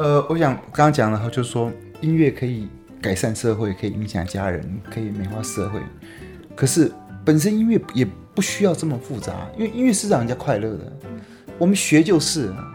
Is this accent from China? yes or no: no; Taipei, Taiwan; moved away as an adult; now in Yilan, Taiwan; 我， 我住台北。那我在宜兰已经待了二十几年。嗯。所以，呃，应该想说我是，呃，住在宜兰的台北人